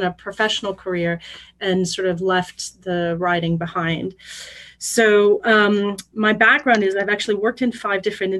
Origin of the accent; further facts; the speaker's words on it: St. Louis, Missouri, United States; moved away as an adult; also born or lived in France; I'm a Midwesterner, so grew up in St. Louis, Missouri, one of five kids.